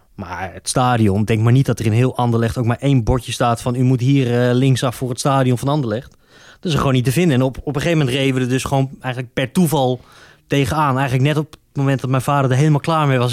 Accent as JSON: {"language": "Dutch", "region": "Utrecht", "country": "Netherlands", "said": "ik ben een Utrechter"}